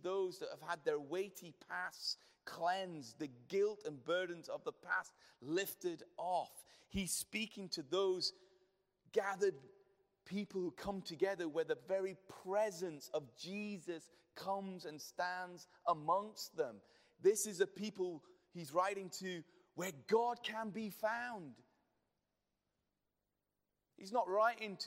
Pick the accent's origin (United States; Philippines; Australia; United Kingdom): United Kingdom; We're too British